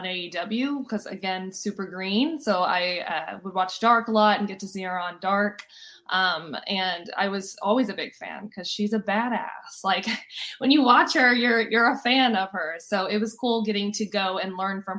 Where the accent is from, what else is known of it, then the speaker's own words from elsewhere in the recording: Austin, Texas, United States; I'm from Austin, Texas